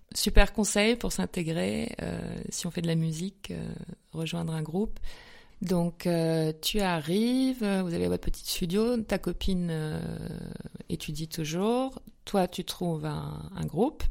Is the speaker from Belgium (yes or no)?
no; Lorraine, Grand Est, France; also born or lived in Paris; now in Munich, Germany; je suis Lorraine